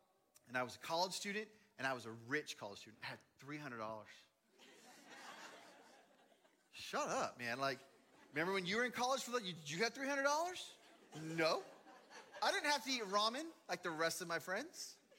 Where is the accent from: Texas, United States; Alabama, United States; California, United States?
Texas, United States; Dallas; also born or lived in Seattle; That I came from Dallas and lived in Seattle.